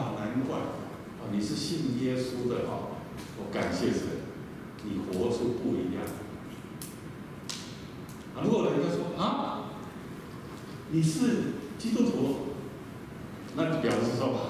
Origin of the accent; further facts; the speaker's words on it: eastern Taiwan, Taiwan; 我很怀念我小时候在东台湾。